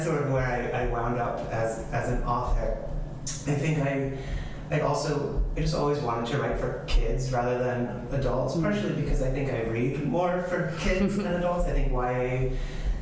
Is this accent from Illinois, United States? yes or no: no; New Jersey, United States; now in Medford, United States; I'm originally from New Jersey. I grew up as the middle child of five